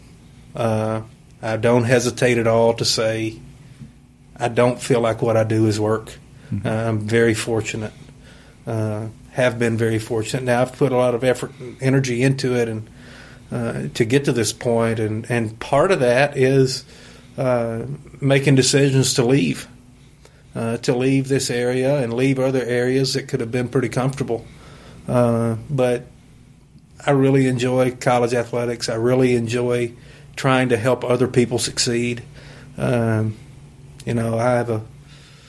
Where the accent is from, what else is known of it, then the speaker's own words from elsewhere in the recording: Western Kentucky, United States; growing up in Western Kentucky